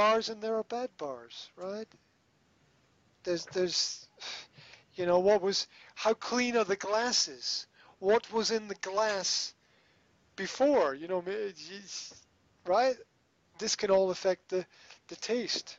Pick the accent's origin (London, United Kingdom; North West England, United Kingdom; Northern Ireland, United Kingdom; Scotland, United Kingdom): Scotland, United Kingdom; I'm Scottish